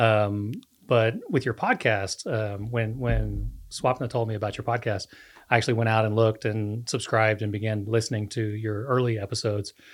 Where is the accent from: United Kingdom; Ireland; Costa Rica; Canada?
Costa Rica; moved away as an adult; I grew up in Costa Rica, lived there almost thirty, uh, thirty years of my life